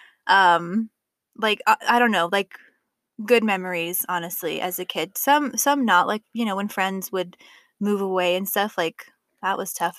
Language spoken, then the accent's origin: English; Colorado Springs, Colorado, United States; I grew up in Colorado Springs.